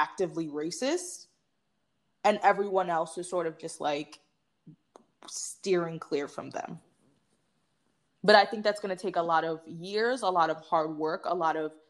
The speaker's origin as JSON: {"language": "English", "town": "New York City", "region": "New York", "country": "United States", "said": "I'm from the Bronx"}